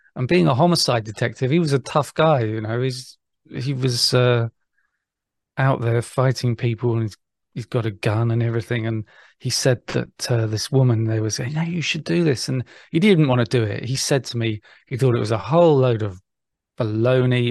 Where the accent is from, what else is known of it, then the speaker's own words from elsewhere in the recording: England, United Kingdom; being English